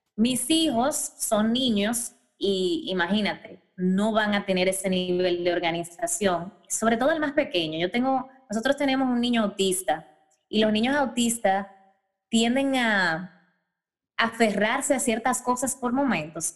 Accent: Dominican Republic; moved away; yo me fui de mi casa, yo me mudé muy joven, que es raro en República Dominicana, yo me independicé a los 18 años

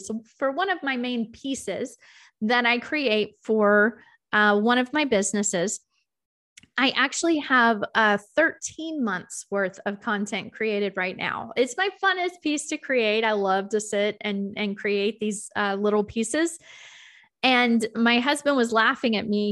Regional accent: the South, United States; I'm from the South.

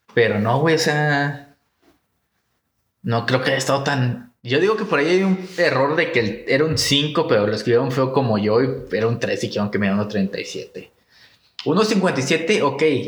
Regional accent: Mexico; somos altos los mexicanos

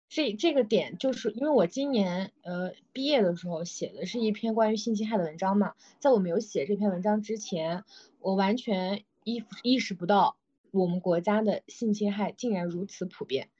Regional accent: Xinjiang, China; moved away; 我来自新疆嘛，我也是一个比较偏远的

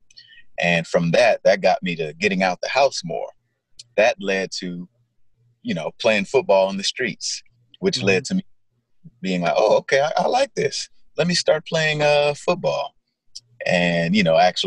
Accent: Gardena, California, United States; I grew up South Bay area, Gardena, where the grass is greener, Gardena, California.

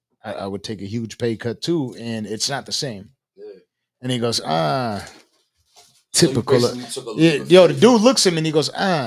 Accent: Buffalo, New York, United States; moved away; What I was saying is I came from Buffalo, New York. Everybody always had to press each other for no fucking reason. I moved to Virginia when I caught a case.

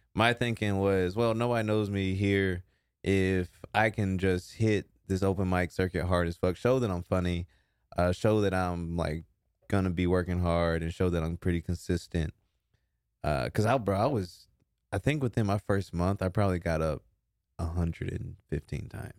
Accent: Texas, United States; now in Austin, United States; I'm from Texas

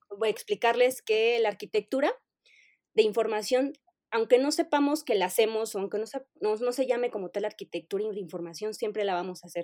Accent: Mexico City, Mexico; soy de la Ciudad de México. Siempre eh, he vivido en la Ciudad de México

